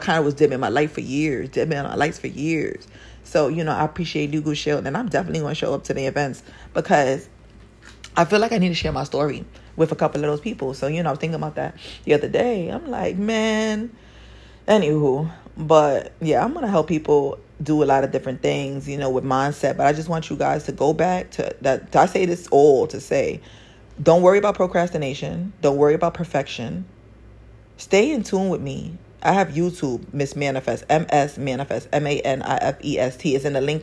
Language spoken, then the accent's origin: English; New York City, New York, United States; I grew up in Spanish Harlem